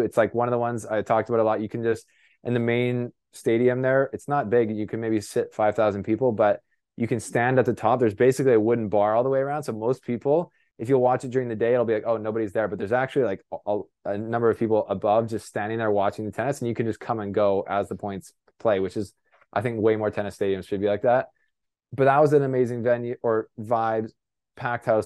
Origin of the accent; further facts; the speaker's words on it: Canada; I'm a Canadian reporter